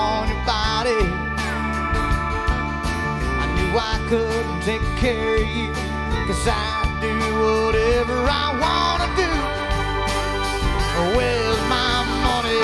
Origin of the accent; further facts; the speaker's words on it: Tomball, Texas, United States; I grew up in Tomball